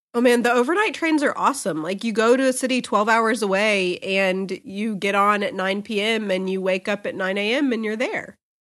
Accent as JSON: {"language": "English", "country": "United States", "said": "as Americans"}